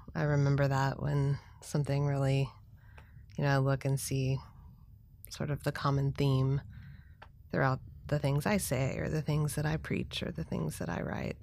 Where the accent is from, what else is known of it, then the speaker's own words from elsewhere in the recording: Texas, United States; I'm from Texas